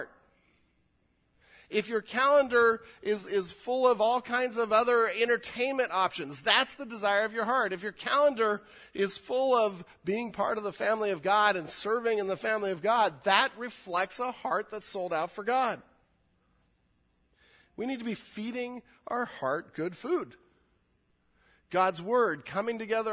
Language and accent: English; California, United States; I'm a Californian